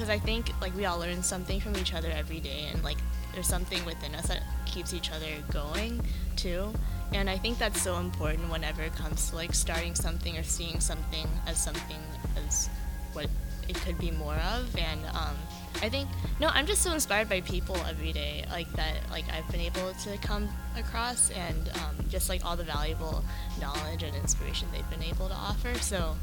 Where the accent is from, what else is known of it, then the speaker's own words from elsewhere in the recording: Los Angeles, California, United States; moved away as an adult; now in Philadelphia, United States; I'm from Los Angeles, California, but I'm more in the suburbs